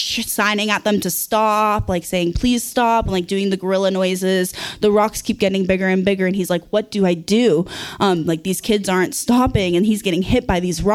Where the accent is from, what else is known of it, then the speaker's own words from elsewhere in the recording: Santa Cruz, California, United States; now in McCarthy, United States; I grew up in Santa Cruz